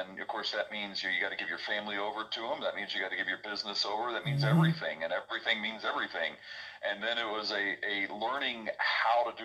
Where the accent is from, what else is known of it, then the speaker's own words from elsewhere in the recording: Middle Tennessee, United States; I grew up in Middle Tennessee, grew up in a Christian home